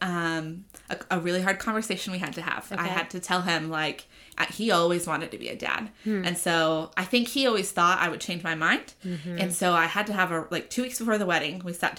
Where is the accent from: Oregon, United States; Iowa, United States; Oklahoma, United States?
Oklahoma, United States; Tulsa; also born or lived in Apple Valley, California; I grew up in Tulsa.